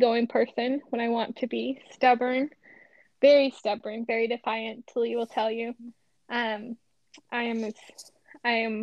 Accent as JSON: {"language": "English", "town": "Las Vegas", "region": "Nevada", "country": "United States", "tie": "born or raised there", "said": "I was born and raised in Las Vegas, Nevada."}